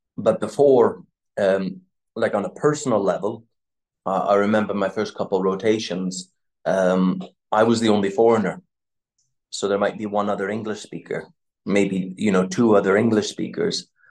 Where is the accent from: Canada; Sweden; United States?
Canada; moved away as an adult; also born or lived in United Kingdom; now in Ukraine; So I grew up in Canada